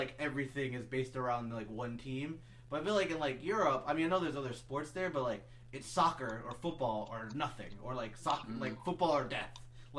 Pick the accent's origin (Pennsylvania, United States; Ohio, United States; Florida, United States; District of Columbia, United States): District of Columbia, United States; Washington; I support DC United obviously, because like, you know, I'm from here